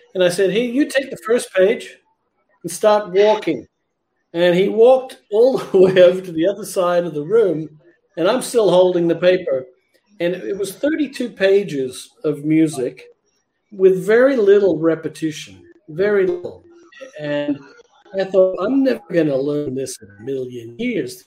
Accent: Canberra, Australian Capital Territory, Australia; from Canberra, my hometown

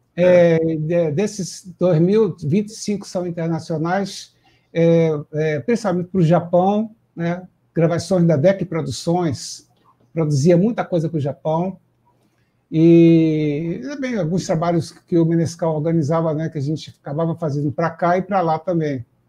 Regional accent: Quixadá, Ceará, Brazil; now in Rio de Janeiro, Brazil; Eu sou cearense de Quixadá, estou é, no Rio de Janeiro há 35 anos

